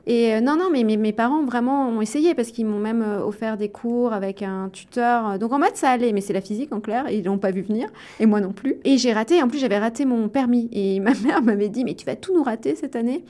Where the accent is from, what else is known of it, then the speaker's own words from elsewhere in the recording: Le Creusot, Bourgogne-Franche-Comté, France; also born or lived in Chambéry, Savoie; j'ai vécu en Bourgogne une grande partie euh, de mon enfance, au Creusot pour être précis